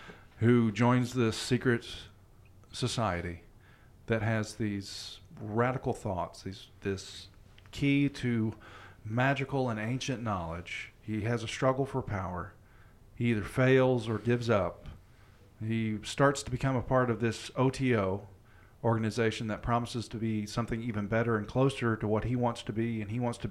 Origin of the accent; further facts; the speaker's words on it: the South, United States; also born or lived in Florida; We're from the South